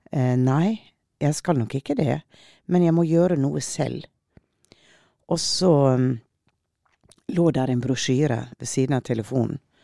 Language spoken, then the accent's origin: Norwegian; Western Norway, Norway; jeg er vestlending